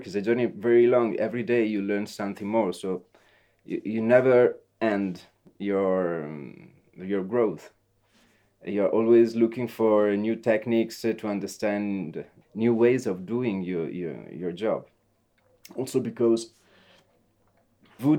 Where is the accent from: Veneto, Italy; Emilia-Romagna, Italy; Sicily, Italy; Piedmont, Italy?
Veneto, Italy; Venice; English is a second language; also born or lived in Asolo, Italy; I'm Venetian, but I was born in Asolo, near Treviso. But I came here that I was like 1 year old.